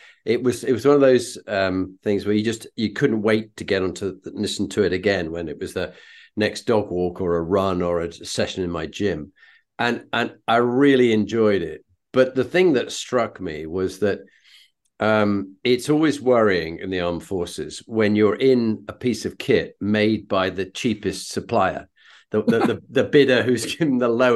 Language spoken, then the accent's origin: English; United Kingdom; as a Brit